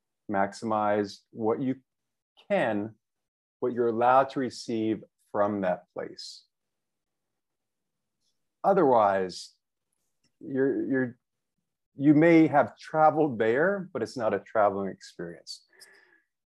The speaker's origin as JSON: {"language": "English", "town": "New York City", "region": "New York", "country": "United States", "moved": "as an adult", "lives_now": "Hanoi, Vietnam", "said": "I am from New York City, where I moved here from. I'm currently living in Hanoi, Vietnam"}